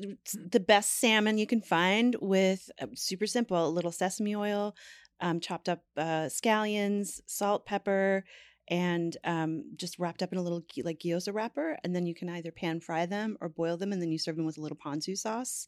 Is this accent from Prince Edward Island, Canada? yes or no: no; Newfoundland and Labrador, Canada; I'm from Newfoundland